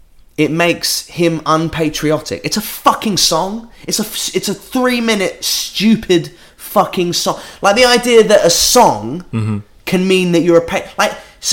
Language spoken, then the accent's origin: English; England, United Kingdom; I love this country. Right? Yeah. I love being English.